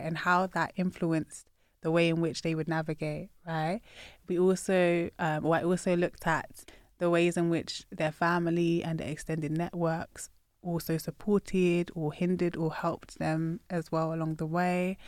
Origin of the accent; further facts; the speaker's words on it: United Kingdom; I'm proud of my Britishness